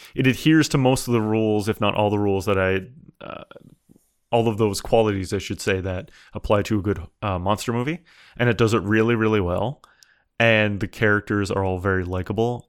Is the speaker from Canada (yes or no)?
yes; Canada; I'm Canadian.